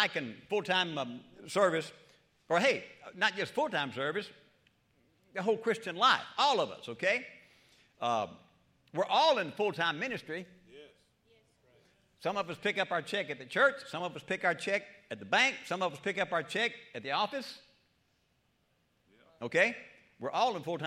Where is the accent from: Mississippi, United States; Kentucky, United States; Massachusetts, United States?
Mississippi, United States; South; moved away; also born or lived in Hattiesburg, Mississippi / Tennessee; Piney woods of South Mississippi. I was born in Hattiesburg, but raised about 30 miles down the southwest corner, about a mile from the Pearl River County line.